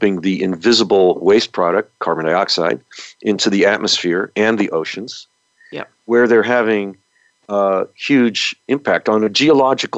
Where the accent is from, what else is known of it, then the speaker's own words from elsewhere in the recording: New York, United States; now in California, United States; the area that I grew up in New York